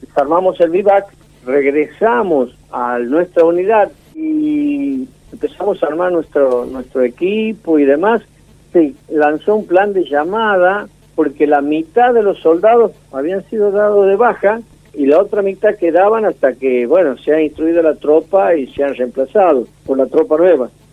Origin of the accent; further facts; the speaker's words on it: Santiago del Estero, Argentina; moved away as an adult; also born or lived in La Rioja; yo estoy en la capital de Santiago del Estero, nací aquí, después seguí la carrera militar, conocí todo el país